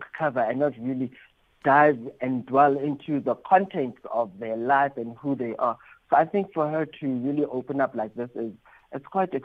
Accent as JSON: {"language": "English", "country": "South Africa", "said": "being South African"}